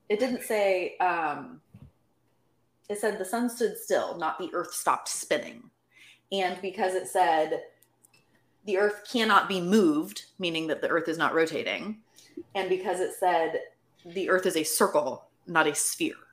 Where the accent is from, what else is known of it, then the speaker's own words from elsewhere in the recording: Florida, United States; I am also from Florida.